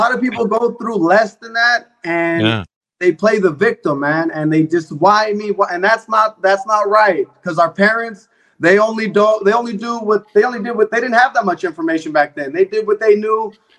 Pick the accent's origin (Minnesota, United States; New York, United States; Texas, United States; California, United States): California, United States; Bay Area; I grew up in the Bay Area.